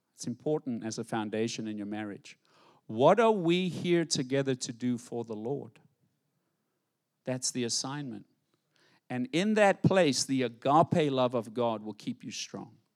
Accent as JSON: {"language": "English", "town": "White City", "country": "South Africa", "tie": "born or raised there", "moved": "as an adult", "lives_now": "Fort Pierce, United States", "said": "I grew up in White City and we live in White City. How do you go from White City, South Africa to White City, Fort Pierce?"}